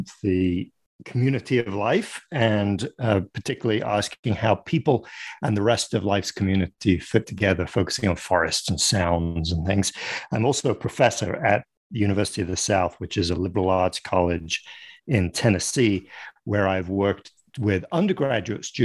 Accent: Paris, Île-de-France, France; moved away as an adult; also born or lived in London, United Kingdom; now in United States; I live in the United States, but I grew up in France and in and around Paris. I was born in London

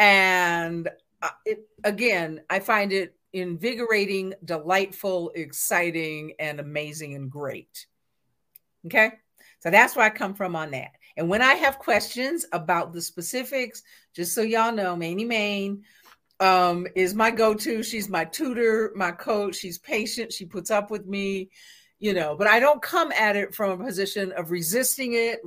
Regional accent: West Coast, United States; I'm from the West Coast. I grew up actually a very LGBTQIA environment

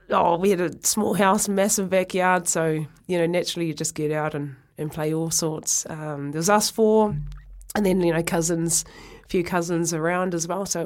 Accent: Ireland; I'll, I'll always be proud of where I come from

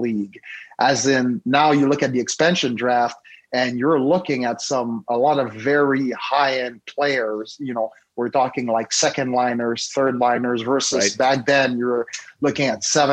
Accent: Montreal, Quebec, Canada; moved away as an adult; I'm from Montreal, Canada.

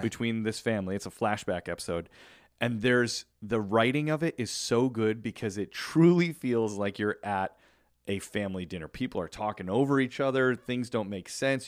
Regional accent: Chicago, Illinois, United States; moved away; growing up in Chicago

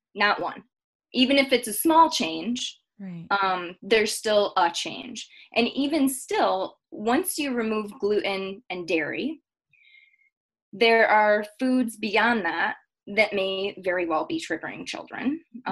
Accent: Michigan, United States; now in Denver, United States; I was born and raised in Michigan.

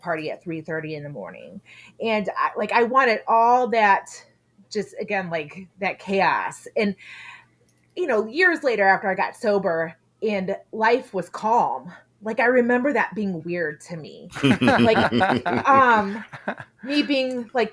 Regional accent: Texas, United States; grew up down in Texas

